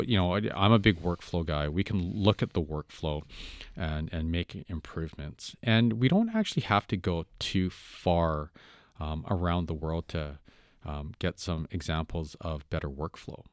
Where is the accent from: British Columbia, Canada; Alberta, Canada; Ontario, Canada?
British Columbia, Canada; Vancouver; I grew up in Vancouver and it's a melting pot